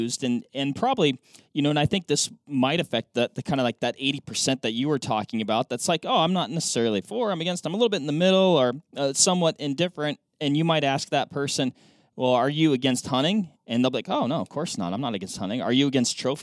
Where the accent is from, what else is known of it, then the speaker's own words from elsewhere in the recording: Washington, United States; my home state is Washington